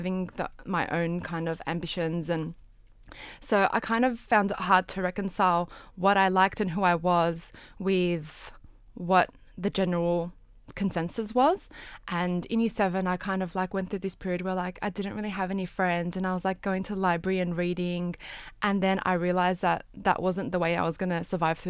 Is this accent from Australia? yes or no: yes; Australia